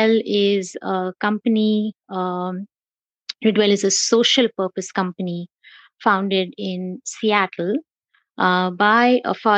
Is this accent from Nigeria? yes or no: no; Mumbai, Maharashtra, India; moved away as an adult; also born or lived in South Bend, Indiana; now in San Diego, United States; I am born and raised in Mumbai, India. I'm a Mumbaiite, a hardcore Mumbaiite.